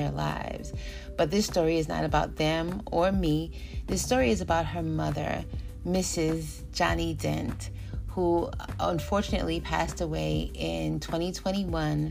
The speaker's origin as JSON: {"language": "English", "town": "New York City", "region": "New York", "country": "United States", "tie": "born or raised there", "said": "We grew up in East Elmhurst, New York, Queens, New York, and I lived on 105th Street."}